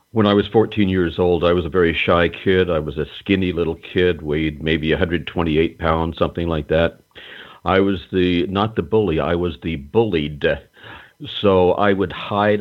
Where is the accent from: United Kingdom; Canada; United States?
United States; North Carolina; I grew up in North Carolina in a small town